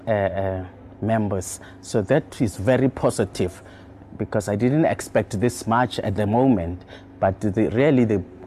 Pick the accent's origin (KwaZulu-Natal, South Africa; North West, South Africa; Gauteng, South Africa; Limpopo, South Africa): Gauteng, South Africa; Tembisa; also born or lived in Edenvale; I was born in Edenvale in 1963. And then we moved from Edenvale to Tembisa. I've been when I was like 2-3 years old, and I've been here for since ever